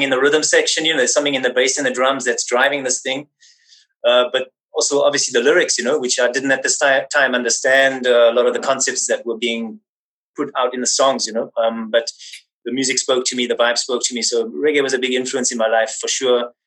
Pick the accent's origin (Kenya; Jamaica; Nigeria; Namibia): Namibia; Windhoek, Khomas; moved away; I was born in Windhoek, Namibia